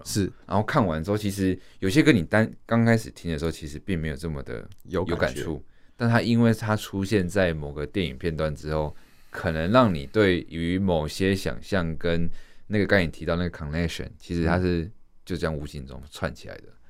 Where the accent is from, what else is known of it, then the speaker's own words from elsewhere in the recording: Taiwan; 这是属于我们台湾人的听音乐的方式。